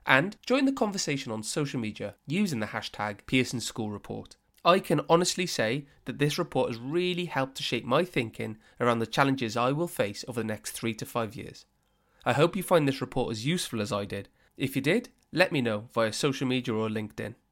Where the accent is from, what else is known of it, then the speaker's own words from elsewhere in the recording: Wales, United Kingdom; as a Welshman